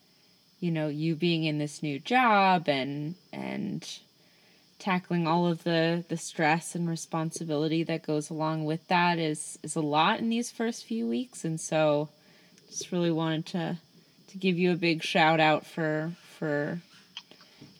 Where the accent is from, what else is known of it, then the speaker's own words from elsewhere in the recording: New York City, New York, United States; I'm from Brooklyn.